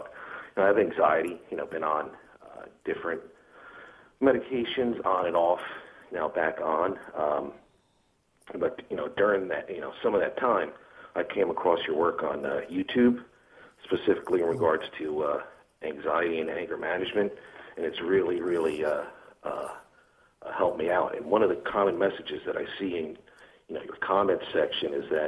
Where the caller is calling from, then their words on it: New Jersey, United States; New Jersey.